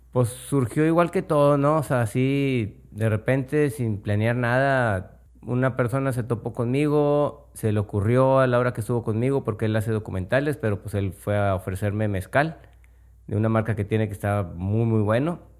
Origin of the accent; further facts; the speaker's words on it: Monterrey, Nuevo León, Mexico; Yo soy de Monterrey